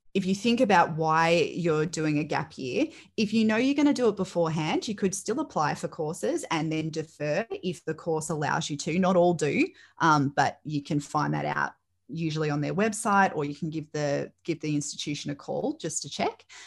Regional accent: Melbourne, Victoria, Australia; I grew up in the Northwest

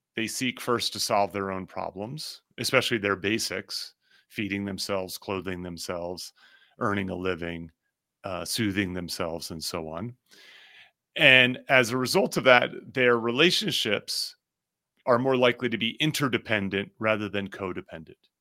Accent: New Jersey, United States; now in Denver, United States; I grew up in New Jersey

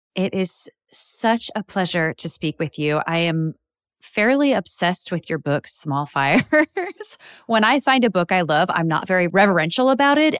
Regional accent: Midwest, United States; I grew up in the Midwest here in the U S

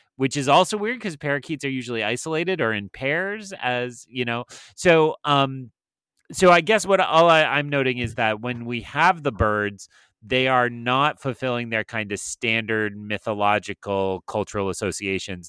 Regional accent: New Hampshire, United States; Where I grew up in New Hampshire

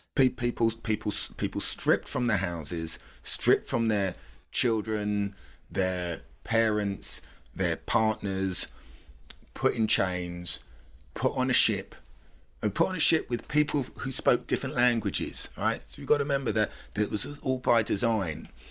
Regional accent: London, United Kingdom; when people say, "Where do you come from?" and I say, I say, "London,"

